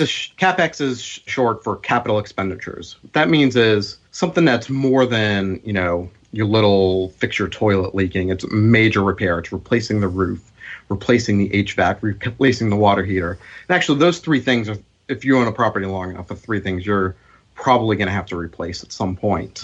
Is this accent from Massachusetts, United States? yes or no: yes; Boston, Massachusetts, United States; growing up in Boston